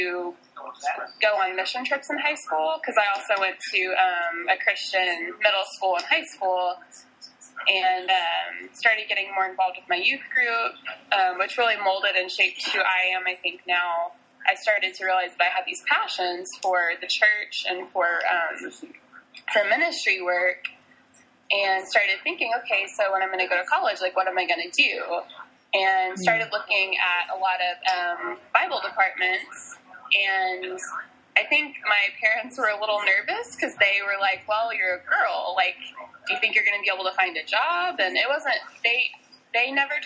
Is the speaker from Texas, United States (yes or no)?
yes; Texas, United States; I was born and raised in Texas